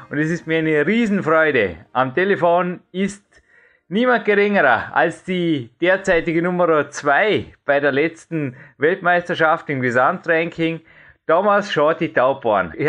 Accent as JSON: {"language": "German", "town": "Dornbirn", "region": "Vorarlberg", "country": "Austria", "said": "ich komme ja aus Dornbirn, lebe in Dornbirn, bleibe in Dornbirn, sage ich immer."}